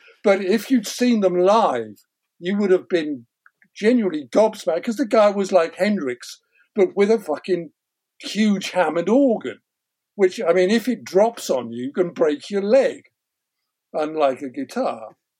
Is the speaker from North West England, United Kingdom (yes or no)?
no; Wales, United Kingdom; also born or lived in London; I remember I was living in Wales at the time. I was born in North London and had lived in North London till I was 8. And then my parents moved up to Wales for better employment.